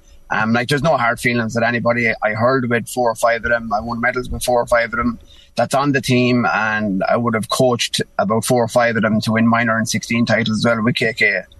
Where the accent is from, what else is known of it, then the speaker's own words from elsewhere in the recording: Roscrea, Munster, Ireland; also born or lived in Tralee / New York; now in Kilcormac, Ireland; I grew up in Rosscrea, County Tipperary. And moved down to Tralee, and then I moved over to New York for 4 years. Then came back to Kilcormac.